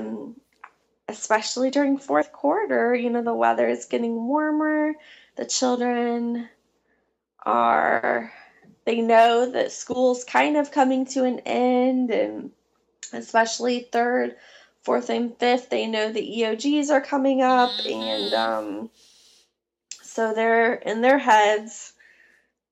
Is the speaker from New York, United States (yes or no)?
no; Illinois, United States; now in Charlotte, United States; as a child growing up in Illinois